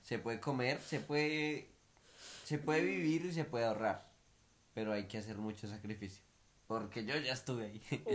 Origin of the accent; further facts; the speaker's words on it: Bogotá, Colombia; moved away as an adult; now in Perth, Australia; uno ya nació con eso en Bogotá